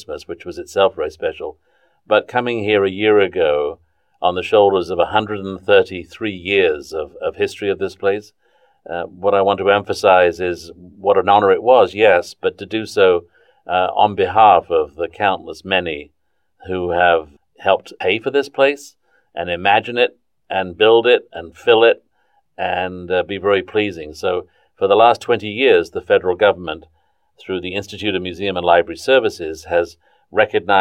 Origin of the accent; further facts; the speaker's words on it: southern England, United Kingdom; also born or lived in Suez Canal Zone, Egypt; now in North Carolina, United States; I grew up in southern England